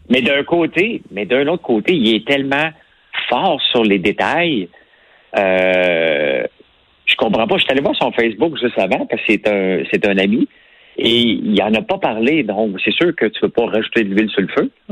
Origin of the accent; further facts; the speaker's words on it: Outaouais, Quebec, Canada; accent: Québécois; also born or lived in Gatineau / Montreal; quand j'étais jeune, je suis parti de l'Outaouais pour aller à, à, à Gatineau étudier